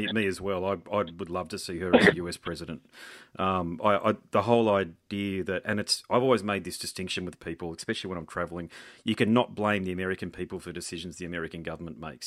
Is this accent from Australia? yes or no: yes; Australia; I'm an Australian patriot